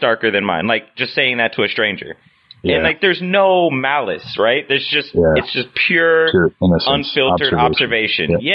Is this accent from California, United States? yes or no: no; Indiana, United States; moved away; I grew up in Indiana